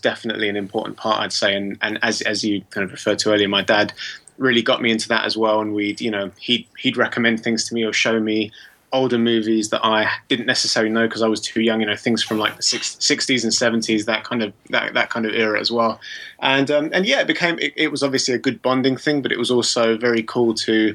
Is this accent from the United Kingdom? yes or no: yes; London, United Kingdom; I've always lived in London my whole life. I mean, I grew up, I'm not sure how familiar you are with London, but I grew up in East London